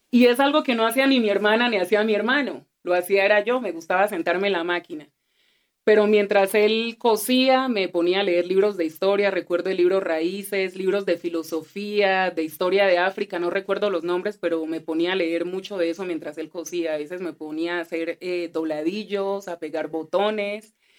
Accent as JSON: {"language": "Spanish", "country": "Colombia", "said": "aunque nací en Colombia, hablo español, soy de acá"}